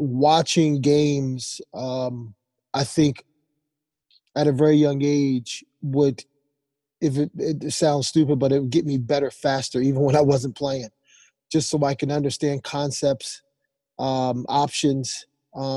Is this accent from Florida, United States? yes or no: no; Philadelphia, Pennsylvania, United States; moved away as an adult; also born or lived in Rhode Island; growing up in Philadelphia, you know, boxing first and then playing football